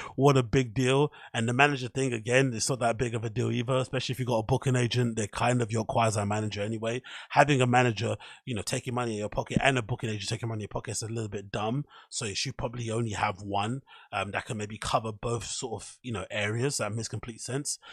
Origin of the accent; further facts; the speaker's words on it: Ends, London, United Kingdom; I grew up in Ends and I'm from a rough part of town